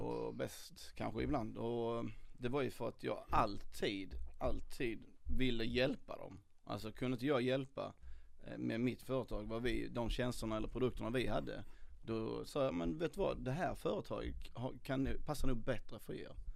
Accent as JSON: {"language": "Swedish", "region": "Skåne", "country": "Sweden", "tie": "born or raised there", "moved": "as an adult", "lives_now": "Stockholm, Sweden", "said": "jag är uppväxt i Skåne, flyttade upp till Stockholm när jag var 30"}